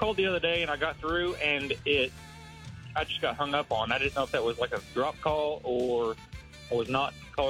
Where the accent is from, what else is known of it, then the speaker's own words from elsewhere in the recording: Inola, Oklahoma, United States; I'm from Inola.